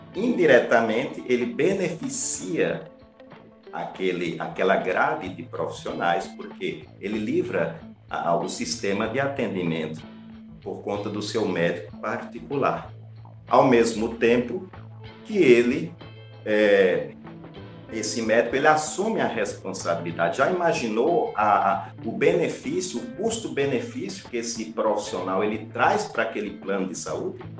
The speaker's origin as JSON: {"language": "Portuguese", "town": "Patos", "region": "Paraíba", "country": "Brazil", "said": "eu sou da cidade de Patos"}